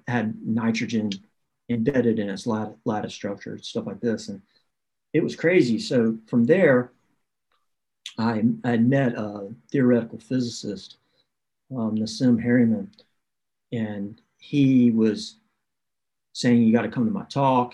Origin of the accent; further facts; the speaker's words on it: the South, United States; I grew up in the South where you where you uh, are taught yes ma'am, no ma'am